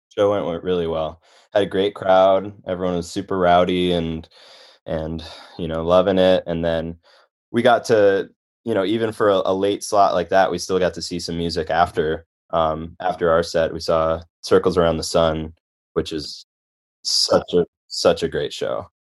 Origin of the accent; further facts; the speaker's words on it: Chicago, Illinois, United States; moved away as an adult; also born or lived in Boston / Connecticut; I grew up in Chicago and only really knew about the Chicago scene